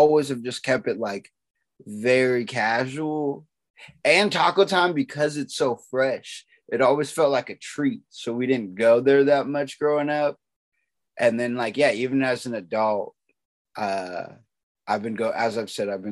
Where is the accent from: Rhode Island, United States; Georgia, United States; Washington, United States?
Washington, United States; Lakewood; also born or lived in Tacoma, Washington; I grew up in Lakewood